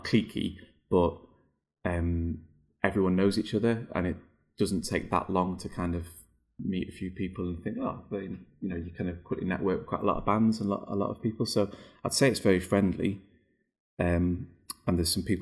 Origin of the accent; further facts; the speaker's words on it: Chester, North West England, United Kingdom; now in Durham, United Kingdom; I'm from the Northwest. I'm from Chester, you know, where Hollyoaks comes from